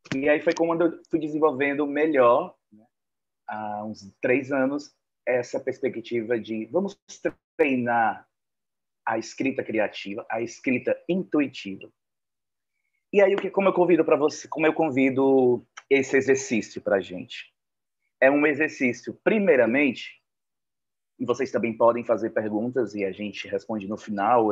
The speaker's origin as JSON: {"language": "Portuguese", "town": "Fortaleza", "region": "Ceará", "country": "Brazil", "said": "aqui em Fortaleza, de onde eu falo, de onde eu sou de onde, e onde eu moro"}